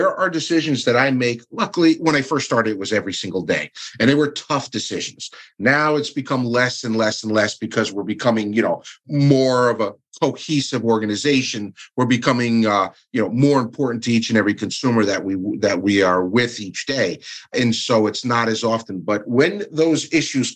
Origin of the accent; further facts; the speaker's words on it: Stamford, Connecticut, United States; That is actually my hometown. That's where I was born and raised